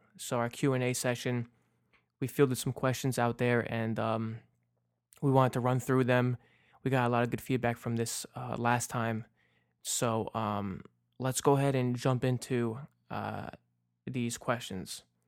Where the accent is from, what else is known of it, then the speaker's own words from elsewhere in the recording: New Jersey, United States; also born or lived in New York; my first, uh, Little League game out here in Jersey, 'cause I was born in New York, and when we moved to Jersey